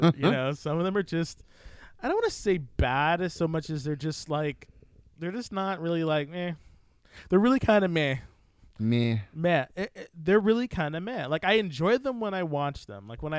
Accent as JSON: {"language": "English", "town": "Fresno", "region": "California", "country": "United States", "tie": "born or raised there", "said": "I grew up in Fresno, California"}